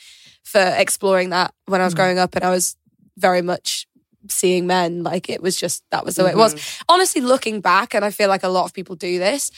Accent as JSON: {"language": "English", "town": "York", "region": "Yorkshire and the Humber", "country": "United Kingdom", "tie": "born or raised there", "said": "I'm from York, so that's a very kind of small Yorkshire place where there aren't any queer spaces, or there weren't when I was kind of growing up."}